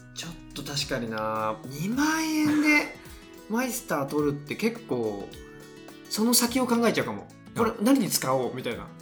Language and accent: Japanese; Shizuoka, Japan; 静岡県出身なんですけど